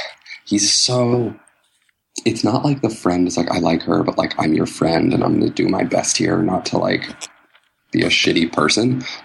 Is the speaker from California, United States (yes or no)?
no; Philadelphia, Pennsylvania, United States; I'm from Philadelphia